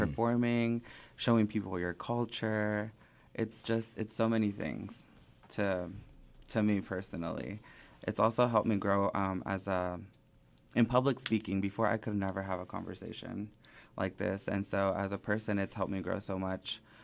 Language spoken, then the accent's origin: English; Springdale, Arkansas, United States; also born or lived in Sylmar, California / southern California / Phoenix, Arizona; I grew up in Springdale from the third grade up to now.